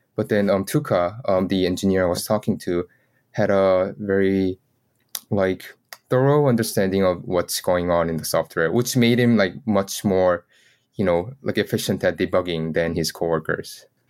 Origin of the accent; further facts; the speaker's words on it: South Korea; I was born in Korea